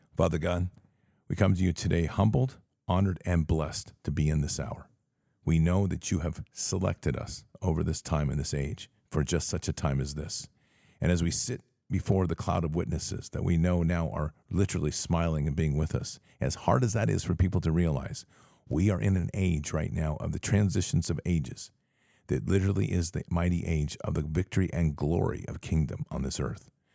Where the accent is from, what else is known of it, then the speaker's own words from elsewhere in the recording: United States; we are American patriots